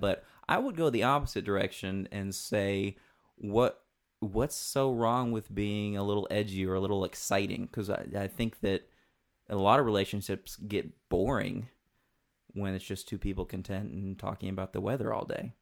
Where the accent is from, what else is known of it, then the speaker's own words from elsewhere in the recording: southeastern Kentucky, United States; I grew up in southeastern Kentucky